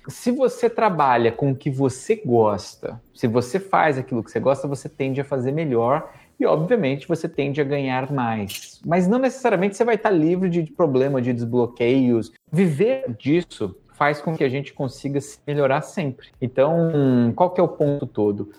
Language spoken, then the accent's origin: Portuguese; Brazil; also born or lived in Japan; fui embora do, do Japão, voltei pro Brasil